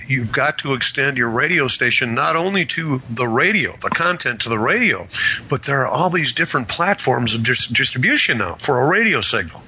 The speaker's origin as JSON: {"language": "English", "region": "Wisconsin", "country": "United States", "tie": "born or raised there", "moved": "yes", "said": "I grew up in Wisconsin"}